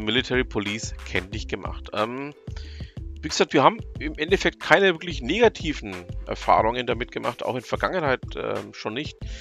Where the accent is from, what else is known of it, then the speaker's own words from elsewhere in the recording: Nuremberg, Bavaria, Germany; als gebürtiger Nürnberger und ähm, Franke